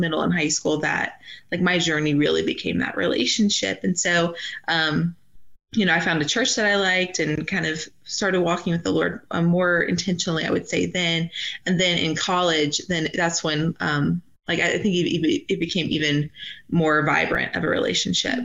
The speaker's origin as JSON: {"language": "English", "region": "Georgia", "country": "United States", "tie": "born or raised there", "also_born_or_lived": "Nashville, Tennessee", "moved": "as an adult", "lives_now": "Wyoming, United States", "said": "I was born and raised in Georgia"}